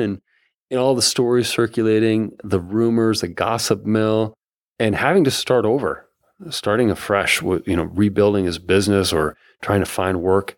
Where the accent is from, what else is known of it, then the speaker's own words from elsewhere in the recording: Bancroft, Iowa, United States; also born or lived in Rodman, Iowa; we moved forty minutes away from Bancroft, Iowa to Rodman, Iowa